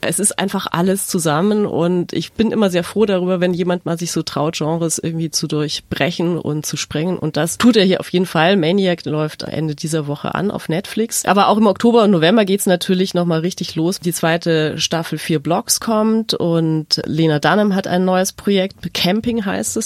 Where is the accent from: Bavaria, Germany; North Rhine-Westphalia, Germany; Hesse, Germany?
Bavaria, Germany; Munich; ich komme aus München